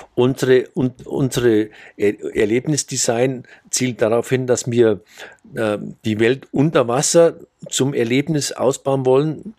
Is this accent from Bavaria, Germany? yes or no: yes; Bavarian Forest, Germany; moved away as an adult; also born or lived in Munich area; now in Saudi Arabia; ich bin auf dem Land aufgewachsen, im Bayerischen Wald.